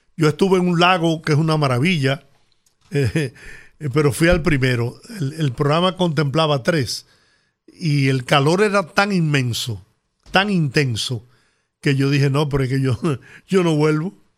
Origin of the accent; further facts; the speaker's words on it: Dominican Republic; yo soy dominicano y de verdad que yo no puedo vivir fuera del país